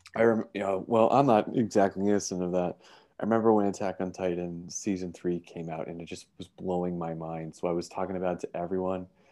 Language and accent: English; Canada; We're from Canada